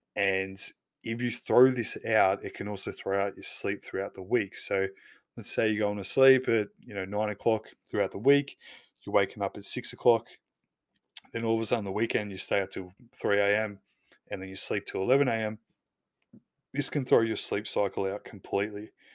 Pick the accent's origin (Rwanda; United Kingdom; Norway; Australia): Australia; I'm Aussie